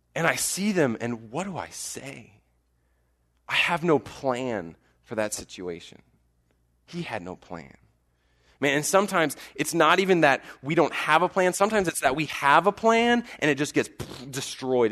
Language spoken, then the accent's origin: English; College Station, Texas, United States; I grew up in College Station